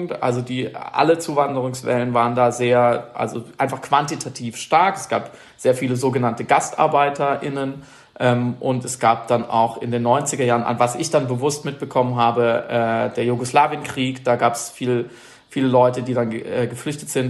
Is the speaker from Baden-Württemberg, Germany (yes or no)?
yes; Baden-Württemberg, Germany; Schwarzwald gelandet. Also ich bin dort geboren und aufgewachsen, verstehe mich irgendwie auch. Das ist meine Heimat einfach.